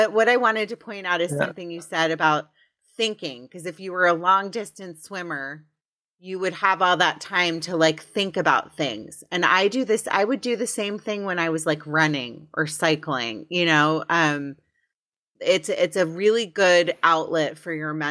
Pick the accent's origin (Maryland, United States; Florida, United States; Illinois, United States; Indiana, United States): Maryland, United States; Potomac; I grew up in Potomac, Maryland